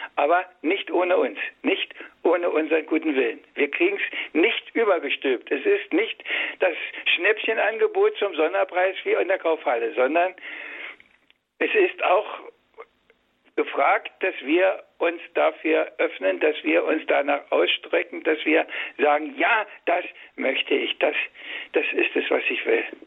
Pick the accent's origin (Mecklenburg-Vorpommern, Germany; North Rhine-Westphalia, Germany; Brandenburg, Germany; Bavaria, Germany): Brandenburg, Germany; Ich bin ein Urbrandenburger. Nur meine, meine Eltern sind von woanders